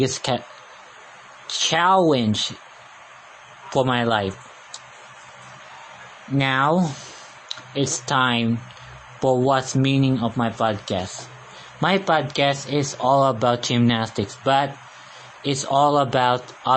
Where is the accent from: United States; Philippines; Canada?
Philippines; first language Tagalog; English is a second language; I'm a Filipino. I can speak Tagalog fluently for the rest of my life. I can speak English in the later years in my life.